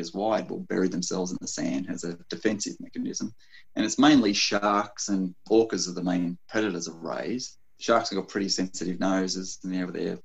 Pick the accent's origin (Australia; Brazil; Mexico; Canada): Australia; Sydney, New South Wales; I grew up in Sydney